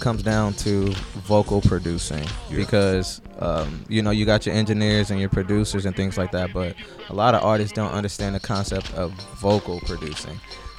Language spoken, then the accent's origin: English; Indianapolis, Indiana, United States; I'm from Indianapolis.